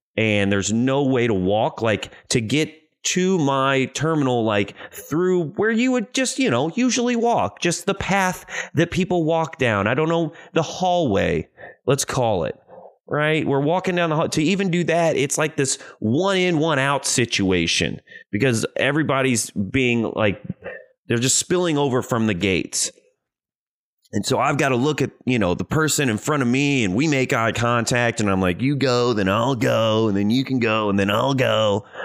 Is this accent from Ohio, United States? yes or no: no; Cape Girardeau, Missouri, United States; now in Los Angeles, United States; I'm from a small town, not a lot going on. really surprised that there's even an airport. About two hours south of Saint Louis, a little town called Cape Girardeau, Missouri.